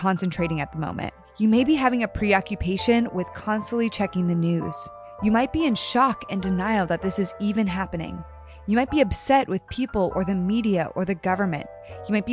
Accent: Connecticut, United States; we're both from Connecticut

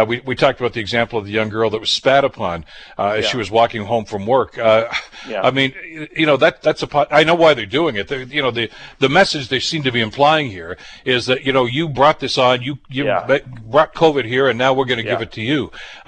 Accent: Toronto, Ontario, Canada; born there; Well, I was born in Toronto.

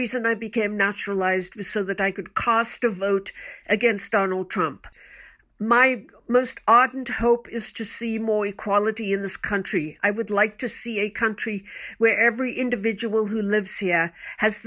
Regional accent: Cape Town, Western Cape, South Africa; now in United States; I am an immigrant from Cape Town, South Africa. I came to this country many years ago

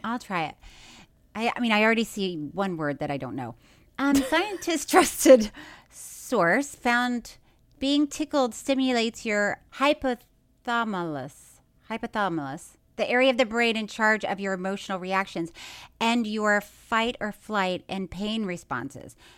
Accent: Florida, United States; moved away; I'm from Florida

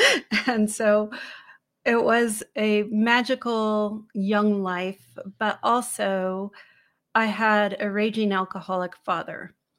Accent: San Francisco, California, United States; I was born in the Haight Ashbury in San Francisco

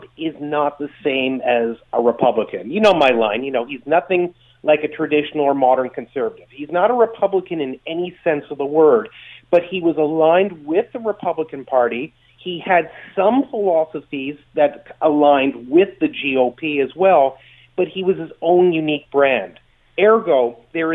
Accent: Canada

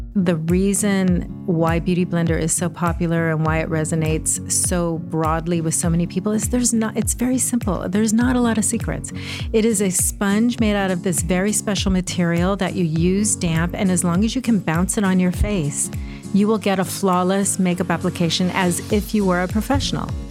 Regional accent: Los Angeles, California, United States; also born or lived in Pennsylvania; I am from Southern California, but currently bi-coastal

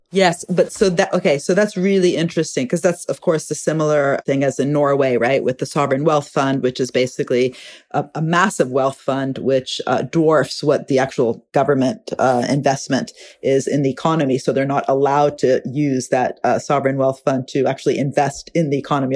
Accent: Italy; I'm from Italy

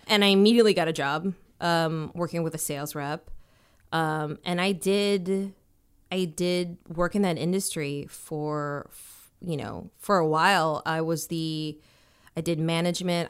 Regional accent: Minnesota, United States; also born or lived in Washington, D.C.; growing up for me was like, it was, um, in Minnesota. Um, I was born in Washington, D C. Then we moved to Minnesota

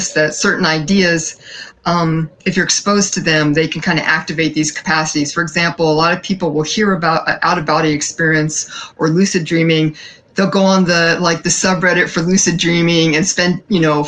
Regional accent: San Francisco Bay Area, California, United States; I grew up in the San Francisco Bay Area during the 70s

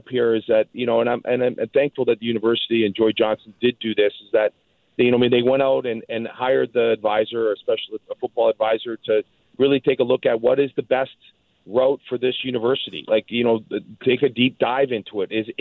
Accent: Toronto, Ontario, Canada; now in British Columbia, Canada; I was from Toronto. I moved everything out here.

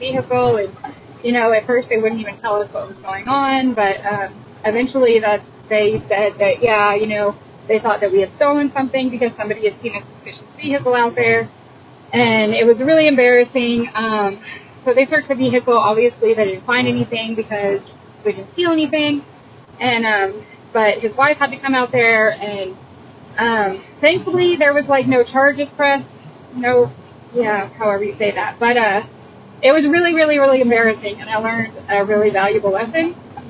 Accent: Texas, United States; I'm from Texas. And you'll notice I don't talk that bass.

